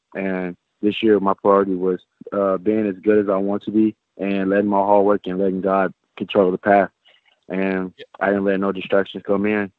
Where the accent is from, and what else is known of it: Bakersfield, California, United States